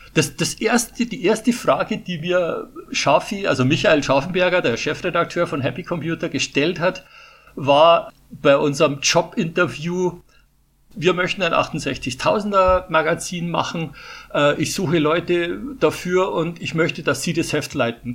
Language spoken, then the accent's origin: German; Putzbrunn, Bavaria, Germany; accent: Bavarian; moved away; also born or lived in Munich; ich bin in Putzbrunn geboren, oh. der Ort genau neben Ottobrunn, ja, und habe 37 Jahre in, in München gelebt. Also mein Bayerisch, das werde ich wahrscheinlich nie verlieren